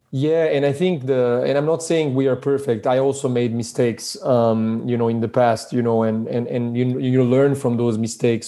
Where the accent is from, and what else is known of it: Switzerland; born or raised there; moved away as an adult; also born or lived in Belgrade, Serbia; now in California, United States